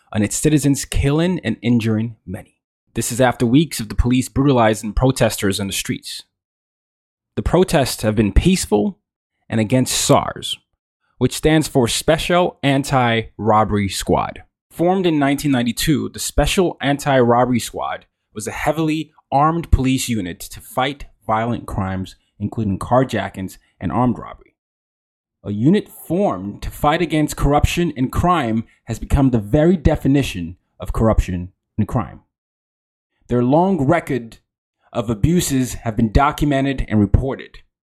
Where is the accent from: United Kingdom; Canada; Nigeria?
Nigeria; as a Nigerian